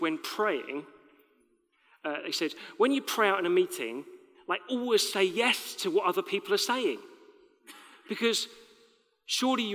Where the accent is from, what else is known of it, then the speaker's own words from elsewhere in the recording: United Kingdom; We're British